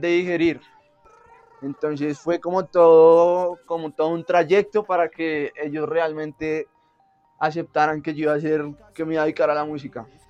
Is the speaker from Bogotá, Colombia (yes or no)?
yes; Bogotá, Colombia; also born or lived in Argentina; yo soy bogotano, yo soy Rola